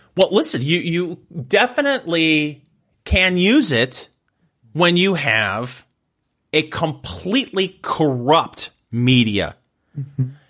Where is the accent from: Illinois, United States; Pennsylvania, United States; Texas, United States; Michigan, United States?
Michigan, United States; I grew up in Michigan.